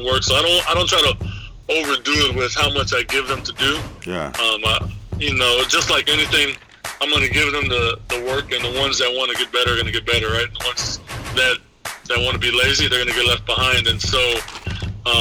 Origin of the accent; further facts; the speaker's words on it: San Antonio, Texas, United States; I'm from the South